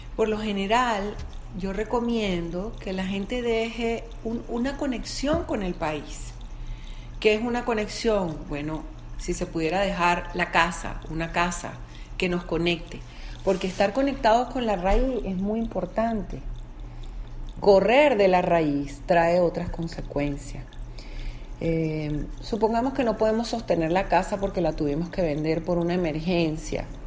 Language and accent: Spanish; Venezuela; por ser venezolana